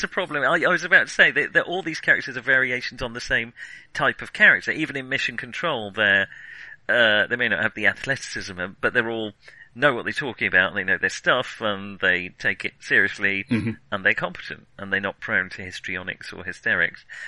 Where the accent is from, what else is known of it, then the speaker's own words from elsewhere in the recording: United Kingdom; I'm British